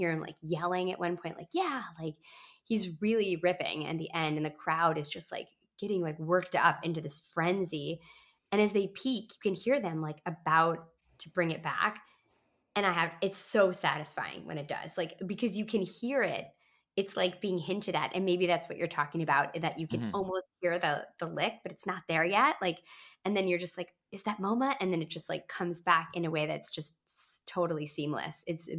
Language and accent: English; Midwest, United States; I've never been to Alpine Valley, even though I'm from the Midwest.